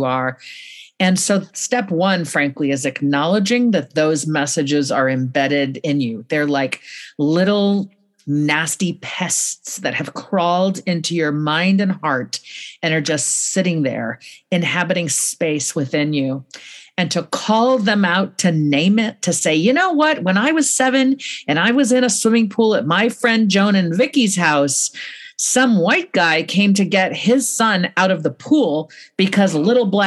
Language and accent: English; California, United States; I'm a Californian